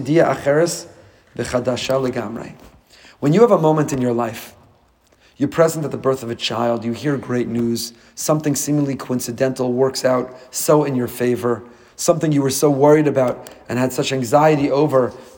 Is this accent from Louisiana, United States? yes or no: no; Teaneck, New Jersey, United States; moved away as an adult; now in Boca Raton, United States; I grew up with him in Teaneck